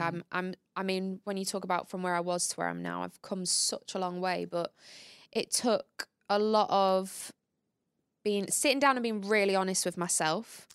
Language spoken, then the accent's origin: English; Grimsby, Yorkshire and the Humber, United Kingdom; moved away; we come from the same hometown